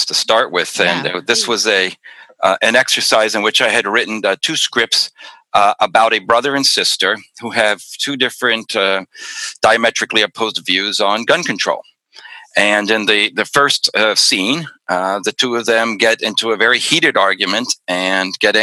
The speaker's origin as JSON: {"language": "English", "region": "Pennsylvania", "country": "United States", "tie": "born or raised there", "said": "growing up in Pennsylvania."}